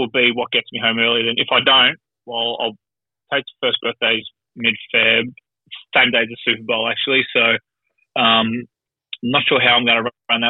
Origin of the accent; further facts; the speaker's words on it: Australia; moved away; people figure out that I'm Australian